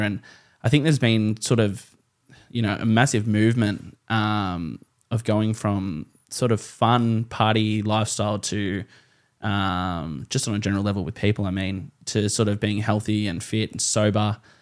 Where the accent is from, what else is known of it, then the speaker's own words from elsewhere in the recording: the Hawkesbury, New South Wales, Australia; I'm from the Hawkesbury, but, uh, you know, I went to uni in Penrith